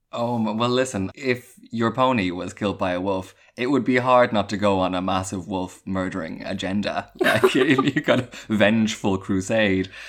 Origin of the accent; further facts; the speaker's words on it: Ireland; a bit of my heritage as an Irish citizen